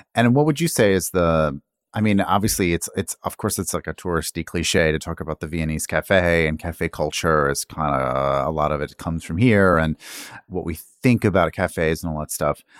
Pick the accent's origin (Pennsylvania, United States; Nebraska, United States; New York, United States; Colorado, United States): New York, United States; New York City; as a New Yorker